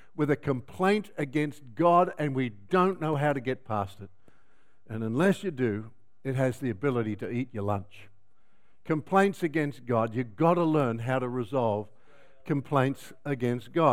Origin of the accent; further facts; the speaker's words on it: Melbourne, Victoria, Australia; I come from Melbourne, where it rains a lot.